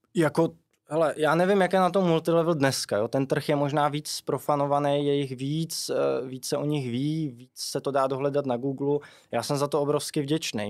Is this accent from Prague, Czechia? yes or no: no; Chyšky, South Bohemian Region, Czechia; pocházím eh, z Chyšek u Milevska